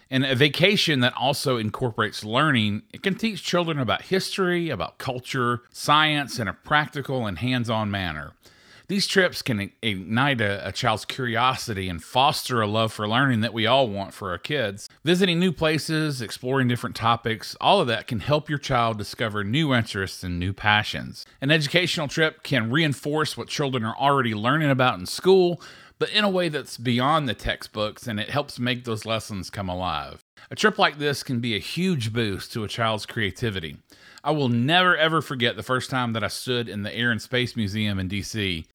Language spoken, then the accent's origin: English; Atlanta, Georgia, United States; my hometown, Atlanta